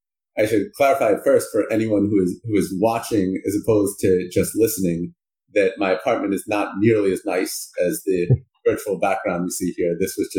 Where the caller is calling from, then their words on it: New Haven, Connecticut, United States; I'm calling from New Haven, Connecticut, where I live.